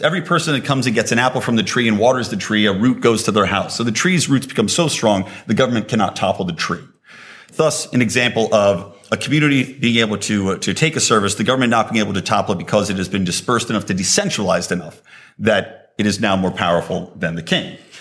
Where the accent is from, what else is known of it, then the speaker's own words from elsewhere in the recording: United States; I'm an American.